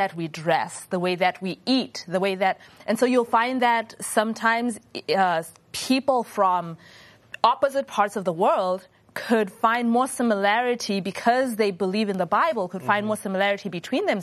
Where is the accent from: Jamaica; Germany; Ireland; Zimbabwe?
Zimbabwe; moved away; I grew up in Zimbabwe